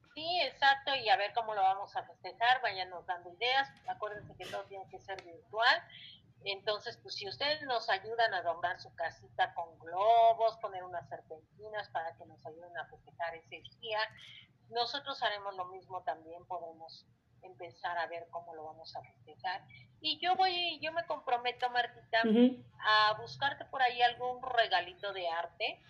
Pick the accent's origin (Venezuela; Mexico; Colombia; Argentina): Mexico; Nosotros como mexicanos